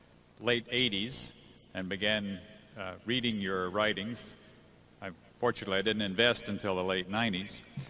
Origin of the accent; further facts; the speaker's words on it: Menlo Park, California, United States; I'm from Menlo Park, California.